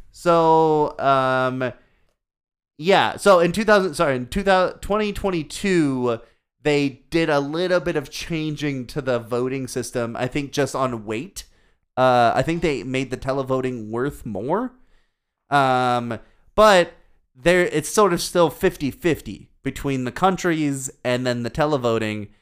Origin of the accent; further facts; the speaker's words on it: United States; As an American